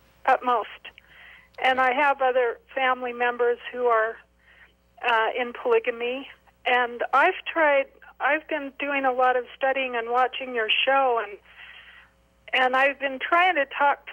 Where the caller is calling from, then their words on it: Hurricane, Utah, United States; I'm just calling from Hurricane. I am from a polygamous family.